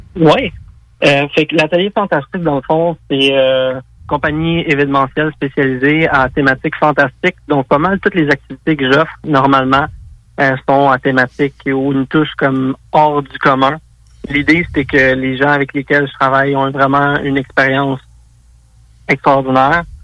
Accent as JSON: {"language": "French", "area": "South Shore of Montreal", "region": "Quebec", "country": "Canada", "said": "je suis un gars de la rive sud de Montréal."}